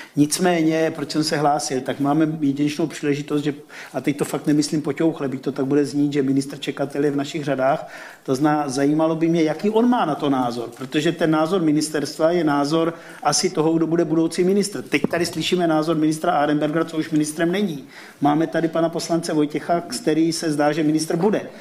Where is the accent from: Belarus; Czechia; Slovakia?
Slovakia; moved away as an adult; now in Czech Republic; jsem Slovák, Nemám český občanský průkaz